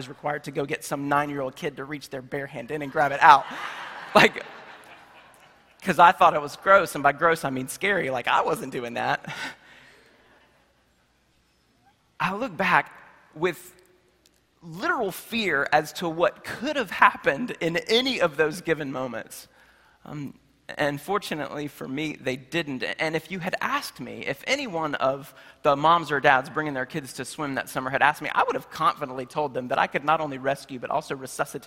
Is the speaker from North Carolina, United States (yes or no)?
yes; Charlotte, North Carolina, United States; in my hometown of Charlotte, North Carolina